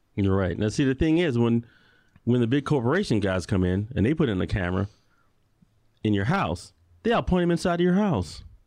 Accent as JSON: {"language": "English", "town": "Chicago", "region": "Illinois", "country": "United States", "moved": "yes", "lives_now": "Tucson, United States", "said": "I'm from Chicago"}